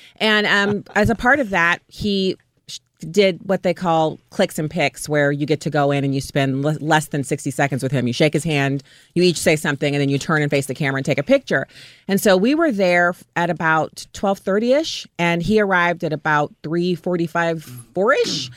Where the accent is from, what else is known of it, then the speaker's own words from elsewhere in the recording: United States; as an American and as a veteran